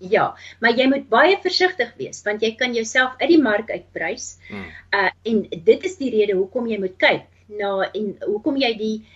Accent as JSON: {"language": "Afrikaans", "country": "Namibia", "tie": "born or raised there", "also_born_or_lived": "Transvaal, South Africa / Cape Town, South Africa", "moved": "yes", "lives_now": "United States", "said": "ek het groot geword in Namibië"}